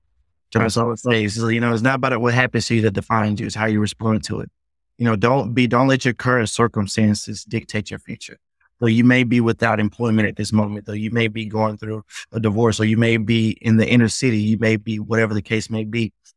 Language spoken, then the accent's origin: English; the South, United States; like you said, growing up in the South, you got to have thick skin